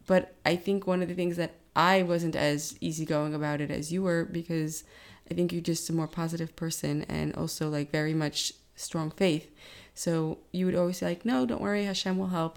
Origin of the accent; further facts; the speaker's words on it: New York, United States; growing up in New York, um, being a teenager in the time of nine eleven